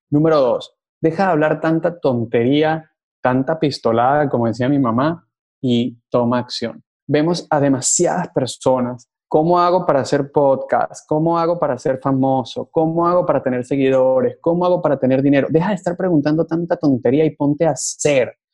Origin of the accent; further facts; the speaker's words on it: Venezuela; accent: Venezuelan; siento orgullo de mi acento en inglés y siento orgullo de ser venezolano y siento orgullo de, de quién soy